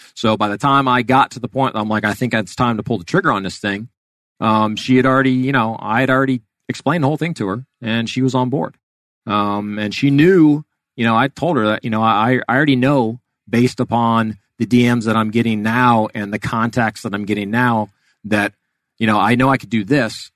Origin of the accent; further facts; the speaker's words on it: Miami, Florida, United States; I was born and raised in Miami, um, and was down there all the way through high school